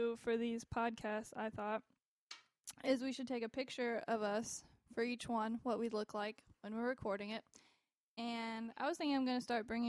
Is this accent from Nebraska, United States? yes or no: no; North Carolina, United States; Growing up over here in North Carolina.